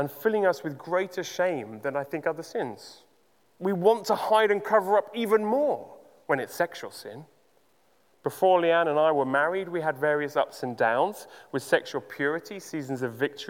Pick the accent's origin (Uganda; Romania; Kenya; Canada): Uganda; Growing up in Uganda